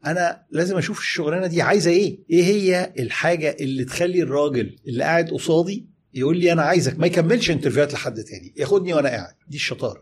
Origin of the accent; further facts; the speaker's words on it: Egypt; إحنا كمصريين